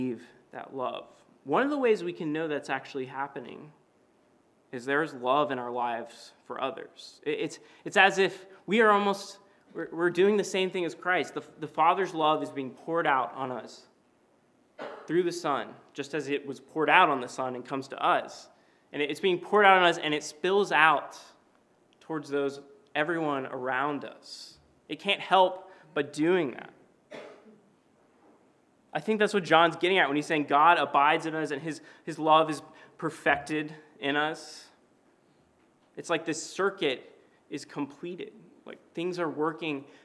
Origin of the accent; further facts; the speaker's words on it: Knoxville, Tennessee, United States; moved away; my hometown of Knoxville, Tennessee